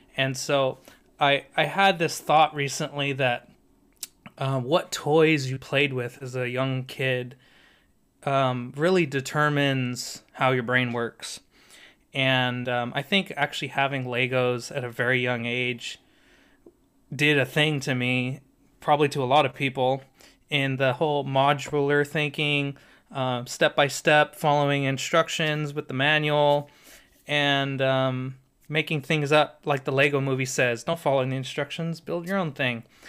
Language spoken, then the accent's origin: English; San Diego, California, United States; I'm thirty-five, grew up in San Diego on the beach